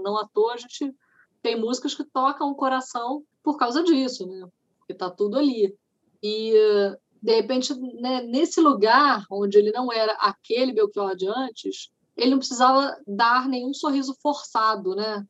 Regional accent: Niterói, Rio de Janeiro, Brazil; Niterói, que é a minha cidade natal

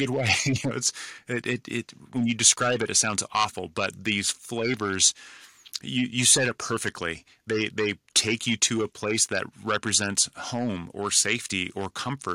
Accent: California, United States; I grew up in California, so the influence of Mexico is prominent in my life

